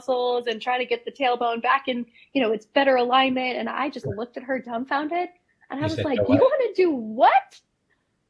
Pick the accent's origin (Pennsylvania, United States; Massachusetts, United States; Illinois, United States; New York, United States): Illinois, United States; Chicago; I grew up in Chicago